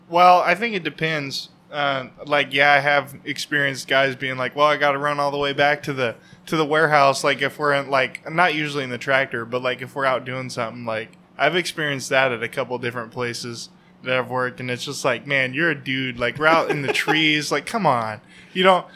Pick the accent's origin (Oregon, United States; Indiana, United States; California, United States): Oregon, United States; I grew up here in Oregon. Um, about the only place I've ever been